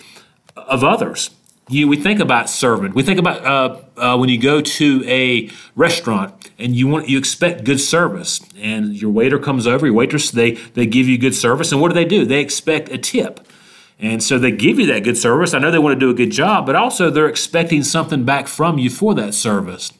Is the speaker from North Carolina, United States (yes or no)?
yes; Statesville, North Carolina, United States; here in my hometown of Statesville, North Carolina